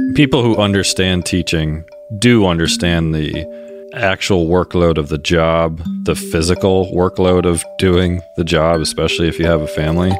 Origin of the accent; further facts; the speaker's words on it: Mount Holly, Vermont, United States; my hometown, Mount Holly, Vermont